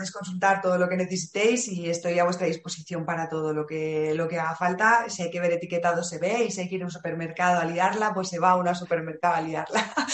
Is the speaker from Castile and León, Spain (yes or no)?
yes; Valladolid, Castile and León, Spain; Y que soy de Valladolid.